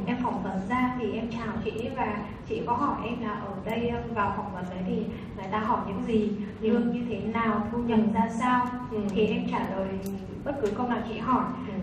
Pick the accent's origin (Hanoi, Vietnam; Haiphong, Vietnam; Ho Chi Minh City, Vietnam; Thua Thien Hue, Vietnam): Hanoi, Vietnam; em đến từ Hà Nội